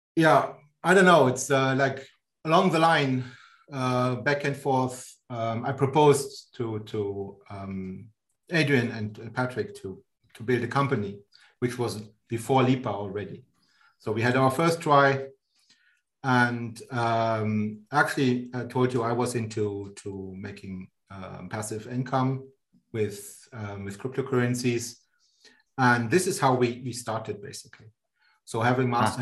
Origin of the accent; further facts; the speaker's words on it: Germany; moved away as an adult; now in Switzerland; I'm born in Germany and um, born and raised in Germany.